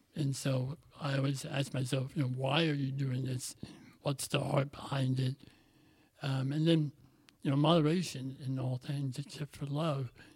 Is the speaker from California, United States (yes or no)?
no; Southern Illinois, United States; your typical Southern Illinois uh, middle class white family